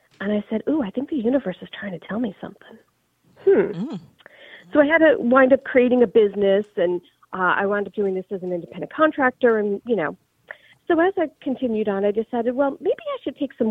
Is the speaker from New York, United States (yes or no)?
yes; New York, United States; moved away as an adult; now in Manhattan, Kansas, United States; I am originally from New York, but I actually currently live in Manhattan, Kansas.